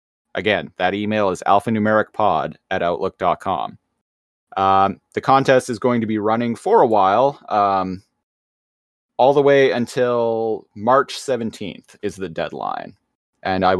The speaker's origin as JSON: {"language": "English", "country": "Canada", "said": "we are Canadian"}